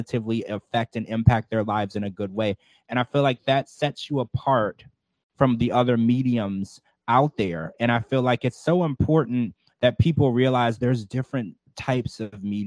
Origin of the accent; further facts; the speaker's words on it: Louisiana, United States; I was raised in Louisiana where there was a lot of voodoo and witchcraft